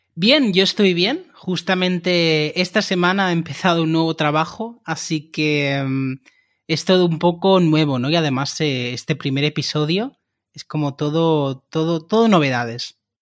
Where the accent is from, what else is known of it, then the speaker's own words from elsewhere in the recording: Barcelona, Catalonia, Spain; moved away as an adult; now in Cologne, Germany; soy de Barcelona y desde hace tres meses estoy viviendo en Colonia, en Alemania